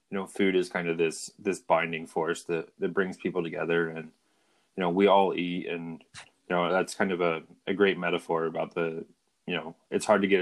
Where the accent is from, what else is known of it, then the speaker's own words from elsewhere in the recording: Anderson, Indiana, United States; I'm from I'm from Anderson, so I'm familiar.